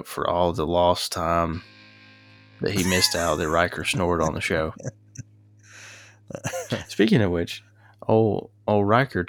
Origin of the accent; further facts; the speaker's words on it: Boston, Massachusetts, United States; I'm from Boston.